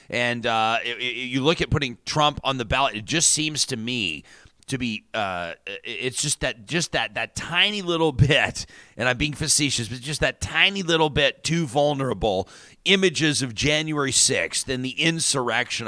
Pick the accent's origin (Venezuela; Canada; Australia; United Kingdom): Canada; Calgary, Alberta; I grew up in Calgary